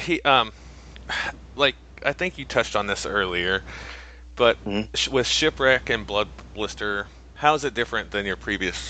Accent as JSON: {"language": "English", "region": "Missouri", "country": "United States", "said": "because I'm from Missouri"}